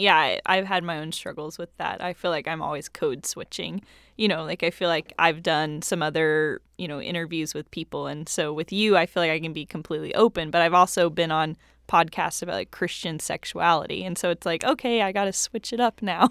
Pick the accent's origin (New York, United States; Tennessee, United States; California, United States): Tennessee, United States; Knoxville; I grew up in Knoxville, Tennessee